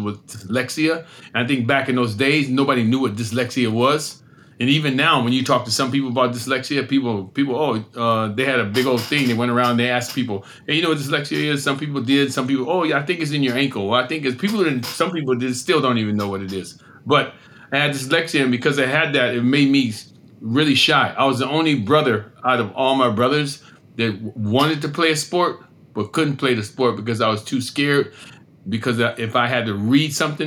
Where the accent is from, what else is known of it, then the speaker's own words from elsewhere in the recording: Erie, Pennsylvania, United States; I grew up in Erie, Pennsylvania